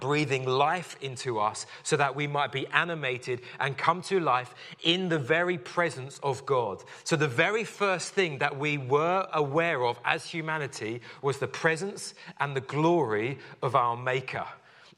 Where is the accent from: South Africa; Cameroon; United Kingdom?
United Kingdom; London; I grew up in West London